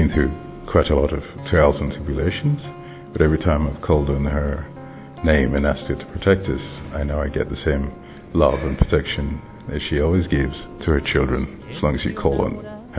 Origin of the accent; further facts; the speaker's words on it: Freetown, Western Area, Sierra Leone; I come from Freetown, Sierra Leone.